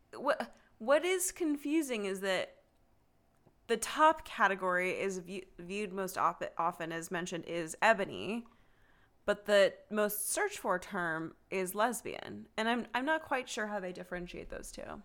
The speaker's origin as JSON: {"language": "English", "region": "Texas", "country": "United States", "tie": "born or raised there", "said": "Texas is staring right at me, and as everyone knows, that's my home state"}